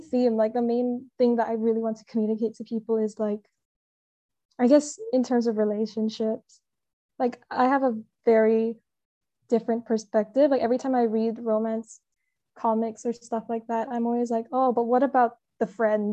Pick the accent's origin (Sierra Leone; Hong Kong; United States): Hong Kong; I'm from Hong Kong